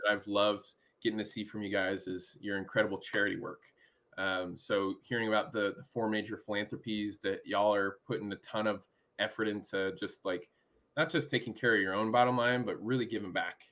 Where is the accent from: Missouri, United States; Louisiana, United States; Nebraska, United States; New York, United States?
Nebraska, United States; Omaha; now in Gainesville, United States; I grew up in Omaha